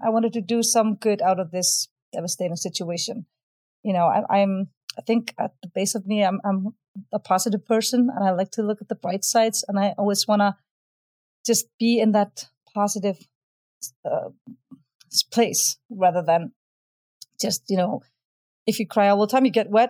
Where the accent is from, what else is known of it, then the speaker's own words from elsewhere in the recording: Iceland; I'm from Iceland.